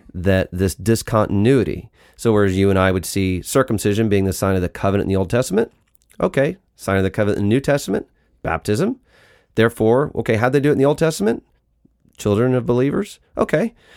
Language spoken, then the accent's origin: English; United States; we're American